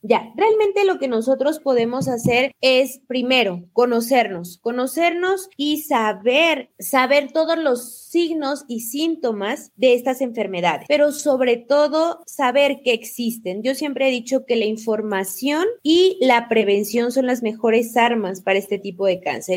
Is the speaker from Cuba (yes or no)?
no; Mexico; moved away as an adult; now in Ecuador; yo soy mexicana, ahora resido en Ecuador y bueno, toda mi formación fue en México